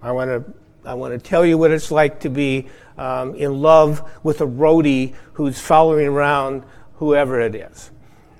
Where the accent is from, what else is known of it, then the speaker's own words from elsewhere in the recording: Iowa, United States; I grew up in Iowa